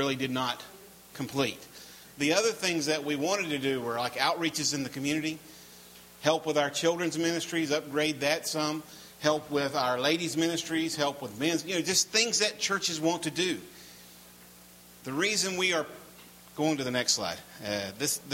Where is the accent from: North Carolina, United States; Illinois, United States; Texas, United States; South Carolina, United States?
North Carolina, United States; I'm from North Carolina